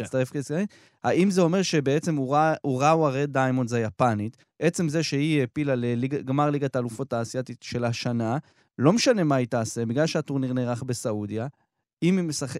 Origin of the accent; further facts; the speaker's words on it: Israel; שלנו כ- כישראלים